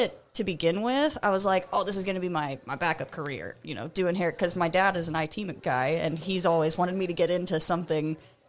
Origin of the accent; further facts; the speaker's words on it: Lisbon, Ohio, United States; moved away as an adult; I'm from Northeast Ohio, mm-hmm. a podunk middle-of-nowhere town called Lisbon. It's literally like 3,000 people still in 2022.